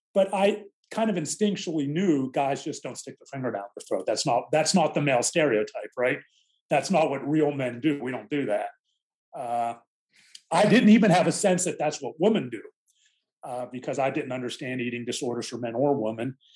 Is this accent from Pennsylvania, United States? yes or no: yes; Mount Lebanon, Pennsylvania, United States; the area I grew up in Mount Lebanon, a, a suburb of Pittsburgh